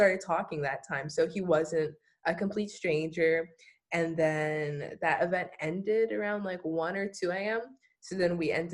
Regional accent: New Orleans, Louisiana, United States; moved away as an adult; now in California, United States; I'm from New Orleans, born and raised

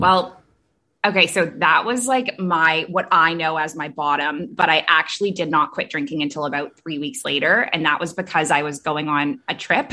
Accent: Toronto, Ontario, Canada; moved away; also born or lived in Middle East; I'm from Canada originally, grew up in Toronto

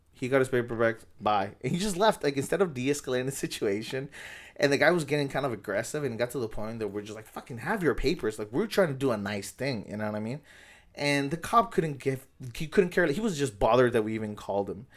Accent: National City, California, United States; born or raised there

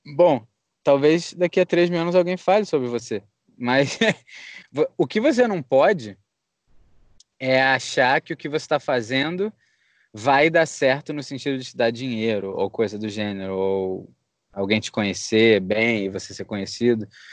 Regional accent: Rio de Janeiro, Brazil; moved away as an adult; now in United States; a gente é do Rio.

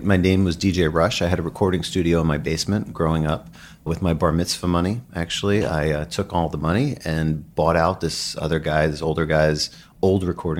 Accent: Commack, New York, United States; I grew up in Suffolk County in Long Island in Commack, and I put an ad in the Penny Saver, and people in Queens were my best customers

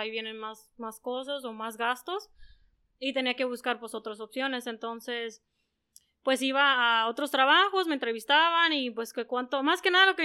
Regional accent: Yuma, Arizona, United States; moved away as an adult; now in San Luis Río Colorado, Mexico; pues nací aquí en San Luis de Colorado, viví aquí hasta los cinco años. Después de los cinco años eh, empecé a estudiar en Estados Unidos, en Yuma, de hecho. Y ahí fui al kinder, desde el kinder hasta la high school

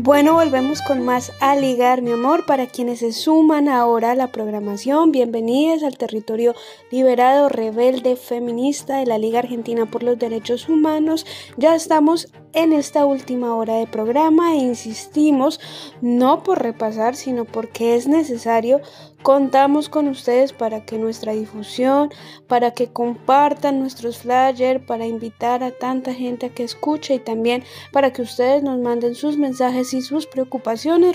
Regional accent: Colombia; mi país, en Colombia

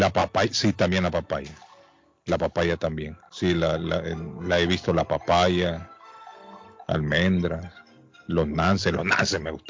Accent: Guatemala City, Guatemala Department, Guatemala; now in United States; Yo soy de la capital, de la zona 19.

